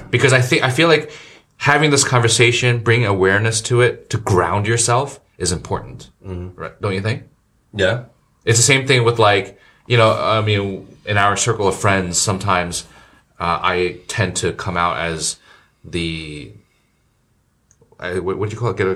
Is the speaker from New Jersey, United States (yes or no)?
yes; New Jersey, United States; I mean, we grew up in Jersey